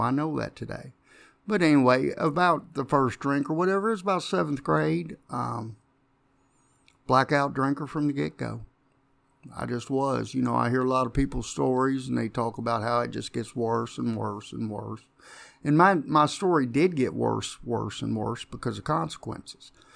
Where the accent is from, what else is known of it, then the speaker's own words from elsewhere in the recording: Jeffersonville, Indiana, United States; Grew up in Jeffersonville